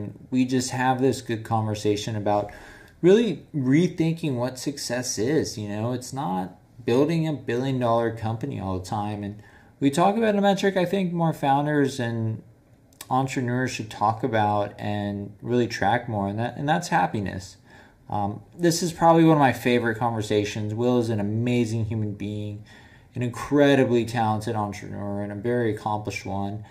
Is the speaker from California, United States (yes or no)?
yes; San Clemente, California, United States; also born or lived in Detroit, Michigan; I grew up in San Clemente, though, so it was a little silver lining. I was born in Detroit, terrible area